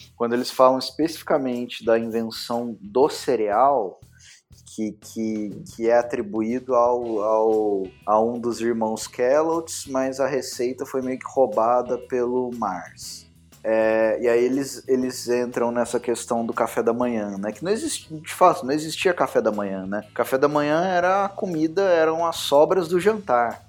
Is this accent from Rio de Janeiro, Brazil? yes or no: no; Minas Gerais, Brazil; eu sendo mineiro